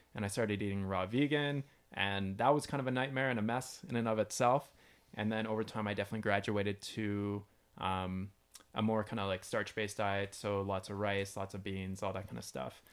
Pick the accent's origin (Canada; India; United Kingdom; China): Canada; London, Ontario; moved away as an adult; also born or lived in British Columbia; now in Arizona, United States; moved back to where I grew up in London, Ontario